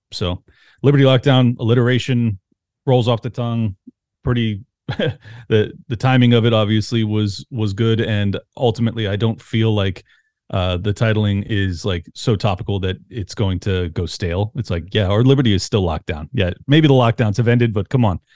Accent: San Diego, California, United States; I grew up in San Diego

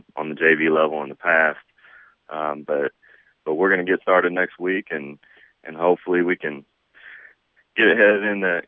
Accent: Jeffersonville, Indiana, United States; born or raised there

